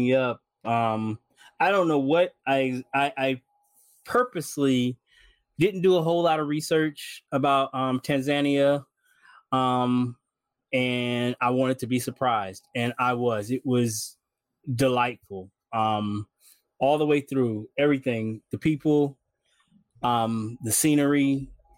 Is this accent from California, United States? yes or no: yes; Bay Area, California, United States; also born or lived in Las Vegas; I grew up here in the Bay Area and then a lot of time in Las Vegas